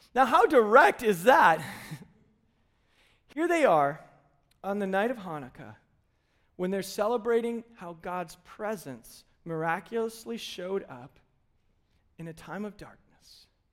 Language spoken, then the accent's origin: English; United States; we, as modern American Christians